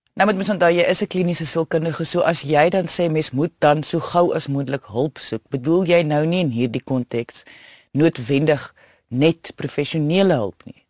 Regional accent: South Africa; ons baie keer as Suid-Afrikaners

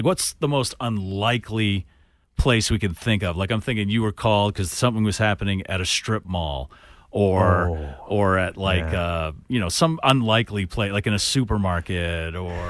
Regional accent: Natick, Massachusetts, United States; when I was growing up in Natick, when I was in elementary school.

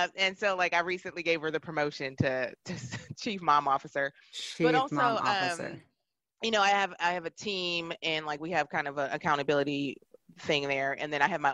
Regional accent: Milwaukee, Wisconsin, United States; also born or lived in New York; now in Seattle, United States; growing up in Milwaukee, Wisconsin in the 80s

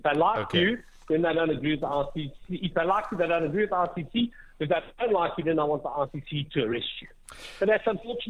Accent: South Africa; we as South African people

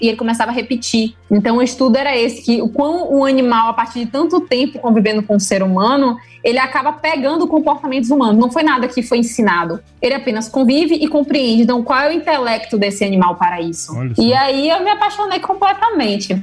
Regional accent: Salvador, Bahia, Brazil; Eu sou zootecnista formada aqui na Bahia, eu nasci aqui em Salvador mesmo.

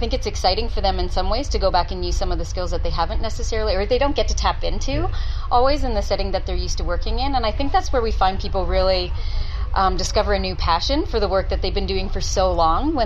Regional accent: Canada; moved away as an adult; now in Townsville, Australia; I'm Canadian

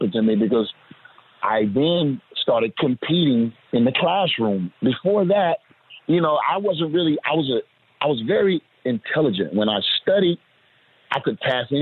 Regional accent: Orlando, Florida, United States; I'm from the Magic City of Orlando, Florida

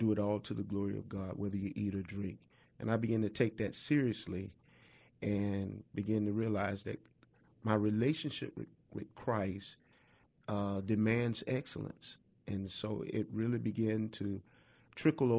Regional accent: Augusta, Georgia, United States; I grew up in Augusta, Georgia.

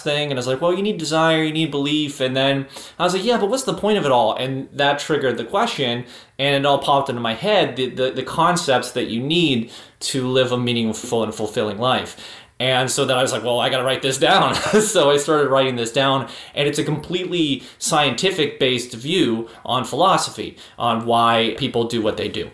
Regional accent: Pittsburgh, Pennsylvania, United States; I'm from Pittsburgh originally

